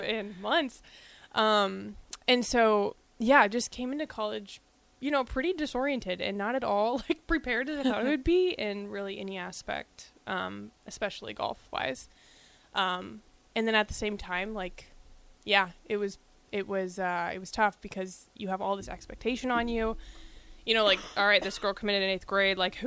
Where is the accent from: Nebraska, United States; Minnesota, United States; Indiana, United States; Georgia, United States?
Nebraska, United States; growing up in Nebraska and a Husker fan literally from birth